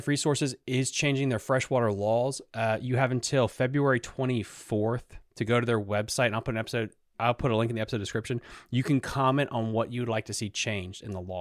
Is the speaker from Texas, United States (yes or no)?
no; Sleeter Lake, Virginia, United States; I grew up on Sleeters, and before Sleeters got completely bought out by a development